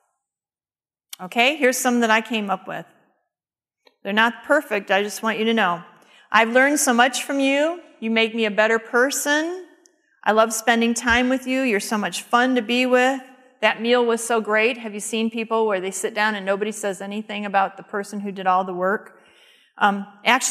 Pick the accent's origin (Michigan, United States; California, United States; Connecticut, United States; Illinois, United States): Michigan, United States; Detroit; where I grew up in the Detroit area